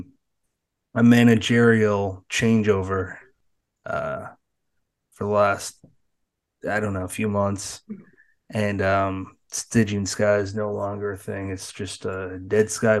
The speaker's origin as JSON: {"language": "English", "region": "Massachusetts", "country": "United States", "tie": "born or raised there", "said": "growing up in Massachusetts"}